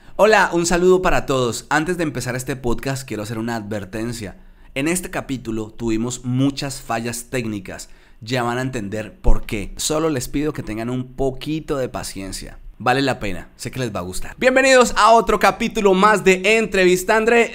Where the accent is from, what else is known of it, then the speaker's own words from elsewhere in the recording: Tolima, Colombia; también soy de la región del Tolima Grande, tú eres del Huila y yo soy del Tolima